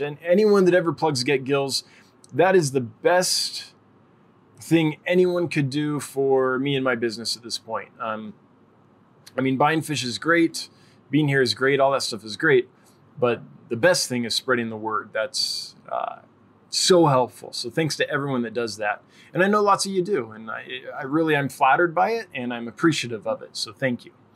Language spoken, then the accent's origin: English; California, United States; I'm from California